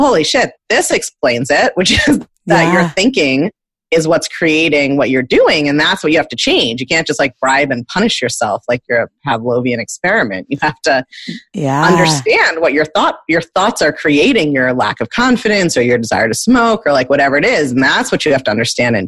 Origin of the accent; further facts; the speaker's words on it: Baltimore, Maryland, United States; I grew up in Baltimore to New Yorker parents who were like expats